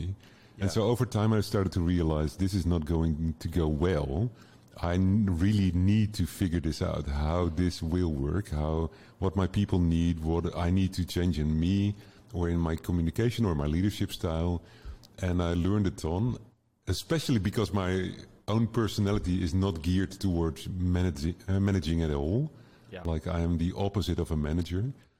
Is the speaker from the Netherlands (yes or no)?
yes; Netherlands; English is a second language; I'm from the Netherlands.